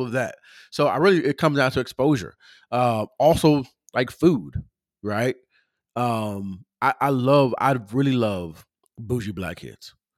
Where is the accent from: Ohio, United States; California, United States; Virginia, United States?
California, United States; Pomona; I'm from Southern California, uh, from Pomona, California